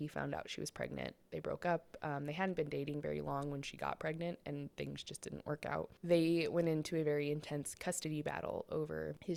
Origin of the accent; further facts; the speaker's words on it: Colorado, United States; We're from Colorado